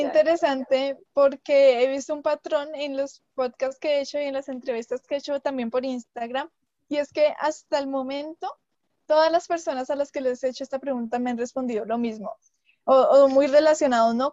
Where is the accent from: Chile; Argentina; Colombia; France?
Colombia; … y yo pues somos colombianas